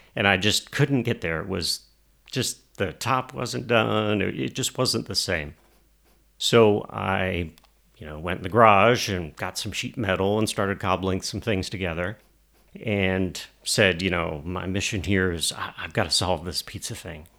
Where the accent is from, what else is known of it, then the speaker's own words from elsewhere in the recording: Albany, Georgia, United States; now in Atlanta, United States; I grew up in Albany, Georgia, um, but came to Atlanta to go to school, and then um, you know started my career here.